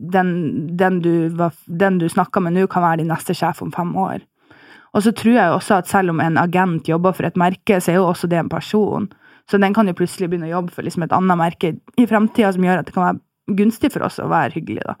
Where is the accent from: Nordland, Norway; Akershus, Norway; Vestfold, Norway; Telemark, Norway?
Nordland, Norway; Bodø; now in Oslo, Norway; jeg bor i Oslo, eh, og opprinnelig fra Bodø